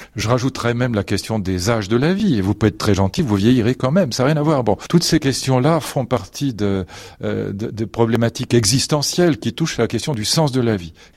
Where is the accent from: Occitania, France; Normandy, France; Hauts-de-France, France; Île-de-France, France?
Île-de-France, France; Fontenay-Saint-Père; moved away as an adult; j'ai passé toute mon enfance dans le Vexin, donc euh, jusqu'à l'âge de 25 ans